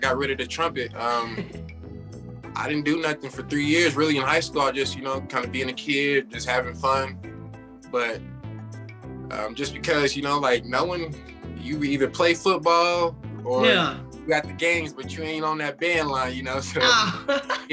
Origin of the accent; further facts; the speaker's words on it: Denver, Colorado, United States; I'm from Denver, Colorado. Raised 15 years